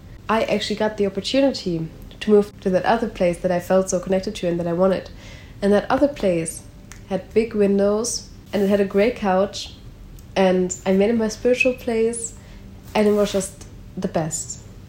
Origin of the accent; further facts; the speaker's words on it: Germany; now in Netherlands; So I came from Germany to the Netherlands.